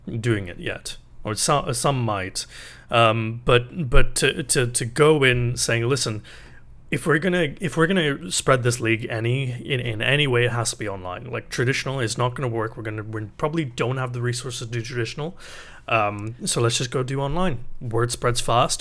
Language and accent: English; England, United Kingdom; moved away as an adult; now in Canada; I grew up in England